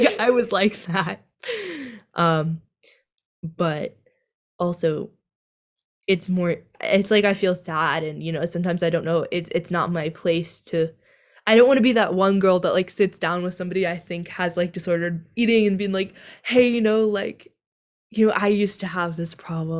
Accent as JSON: {"language": "English", "region": "California", "country": "United States", "said": "we're from California."}